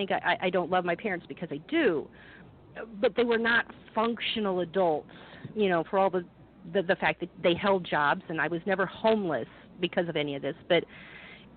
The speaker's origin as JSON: {"language": "English", "town": "Quincy", "region": "Illinois", "country": "United States", "tie": "born or raised there", "also_born_or_lived": "Galesburg, Illinois / Phoenix, Arizona", "moved": "as an adult", "said": "We moved to Quincy, and that's before I turned two, and that's pretty much where I grew up most of my life"}